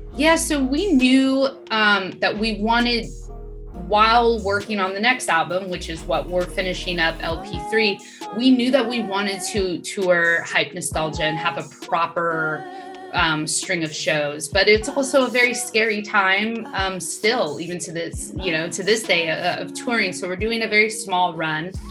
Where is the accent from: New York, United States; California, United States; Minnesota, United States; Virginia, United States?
California, United States; Sacramento; moved away as an adult; also born or lived in Los Angeles; I moved during the pandemic from LA back to my hometown and bought a house.